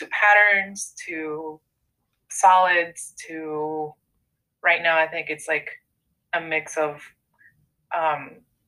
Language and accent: English; Mexico; now in United States; when I grew up in Mexico, there was just so much color in buildings and signage and food and just in clothing